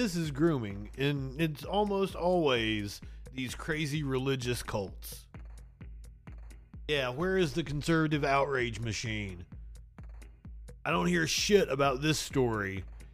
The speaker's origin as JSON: {"language": "English", "region": "Kentucky", "country": "United States", "tie": "born or raised there", "said": "I am from Appalachia. Born and raised in Kentucky."}